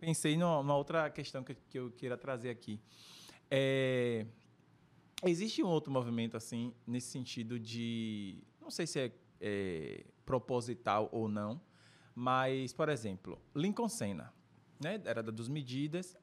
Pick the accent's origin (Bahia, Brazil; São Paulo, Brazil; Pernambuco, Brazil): Bahia, Brazil; Salvador; eu sou cria de Pirajá